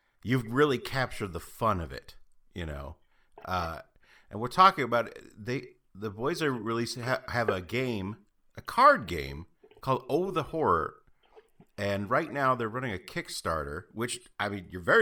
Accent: Midwest, United States; I grew up in the Midwest

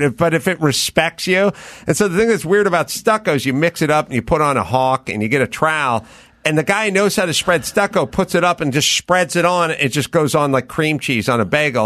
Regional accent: Los Angeles, California, United States; I grew up out here in North Hollywood

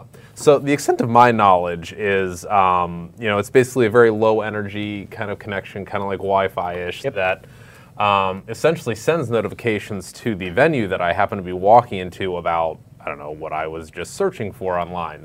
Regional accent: Ohio, United States; now in Virginia, United States; I was from Ohio, sure. living in Virginia

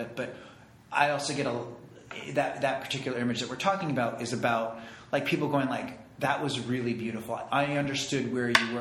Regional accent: Santa Fe, New Mexico, United States; moved away; I grew up in Santa Fe, New Mexico.

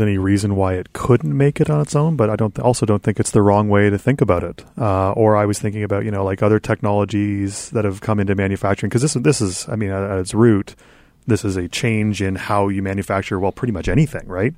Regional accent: Canada; as the Canadian interloper

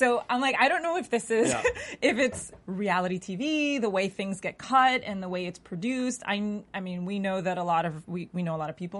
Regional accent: Massachusetts, United States; I'm from Massachusetts.

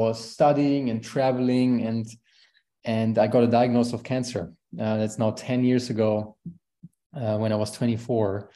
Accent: Aachen, North Rhine-Westphalia, Germany; English is a second language; moved away as an adult; also born or lived in Valdosta, Georgia; I grew up as the youngest of four in a small town in Germany called Aachen, close to the border to Netherlands and Belgium

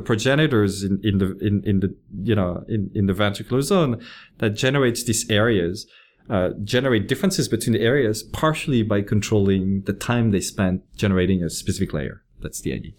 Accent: Lyon, Auvergne-Rhône-Alpes, France; moved away as an adult; also born or lived in French Alps; I grew up in France, in, uh, in a city called Lyon

